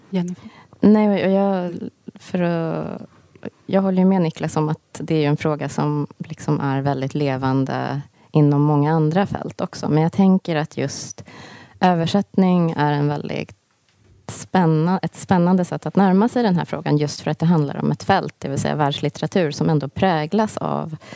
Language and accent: Swedish; Sweden; also born or lived in United States; jag är född i USA men uppvuxen i Sverige och USA